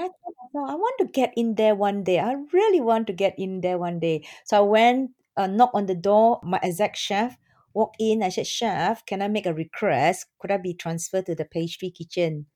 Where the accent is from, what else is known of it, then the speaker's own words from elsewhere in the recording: Singapore; I'm from Singapore